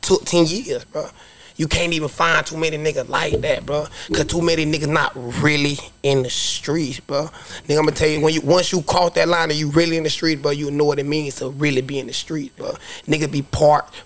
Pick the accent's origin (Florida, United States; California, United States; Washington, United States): Florida, United States; Carlton; I'm from Carlton, 8132